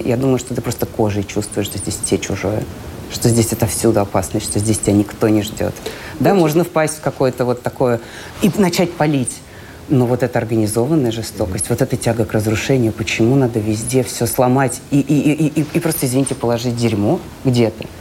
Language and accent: Russian; Russia; moved away as an adult; also born or lived in Ukraine; now in Israel; я из России